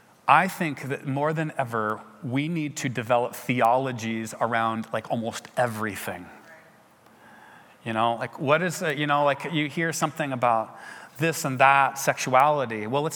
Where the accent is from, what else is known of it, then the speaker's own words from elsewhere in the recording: England, United Kingdom; went back to England and realized that, whoa, I have to be a missionary in my home country as well